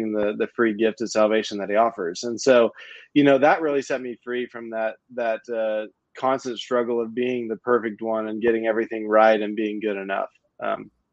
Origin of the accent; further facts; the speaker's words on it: Tulsa, Oklahoma, United States; moved away; I grew up in Oklahoma, in Tulsa. My entire life was there.